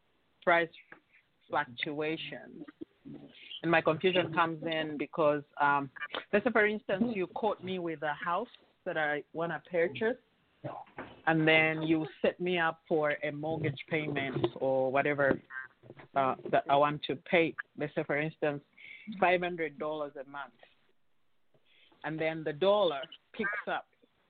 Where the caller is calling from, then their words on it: Indiana, United States; I'm calling from Indiana.